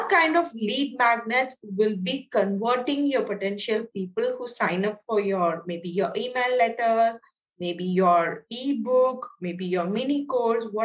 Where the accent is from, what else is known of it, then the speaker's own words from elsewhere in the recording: India; So I'm from India.